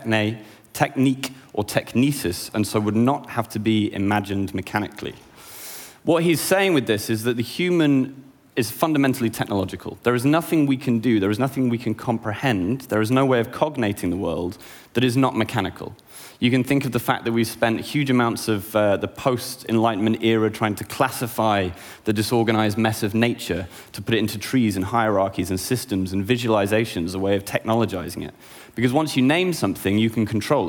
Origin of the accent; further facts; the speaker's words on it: United Kingdom; I'm a British, an artist, and an academic